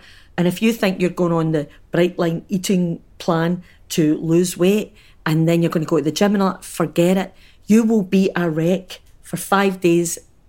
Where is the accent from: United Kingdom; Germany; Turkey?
United Kingdom; Glasgow, Scotland; big housing scheme that, you know, I was brought up in anywhere in Glasgow